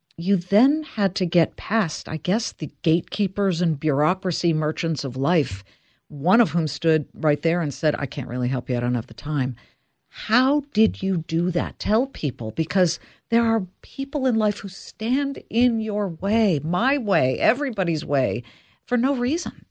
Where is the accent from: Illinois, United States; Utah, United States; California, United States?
California, United States; Beverly Hills; I'm from Beverly Hills.